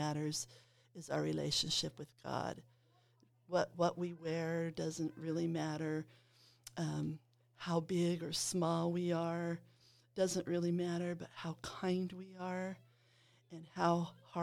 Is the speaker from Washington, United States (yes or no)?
yes; Wapato, Washington, United States; also born or lived in Blythe, California / Parker, Arizona; we moved to Washington State. We moved to Yakima Valley in a town called Wapato